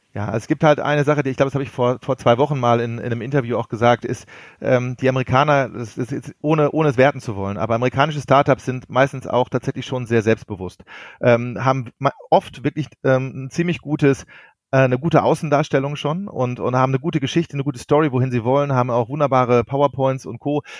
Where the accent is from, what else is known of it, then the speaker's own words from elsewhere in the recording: Ruhr area, North Rhine-Westphalia, Germany; komme aus dem wunderschönen Ruhrgebiet, äh, bin halber Holländer, halber Deutscher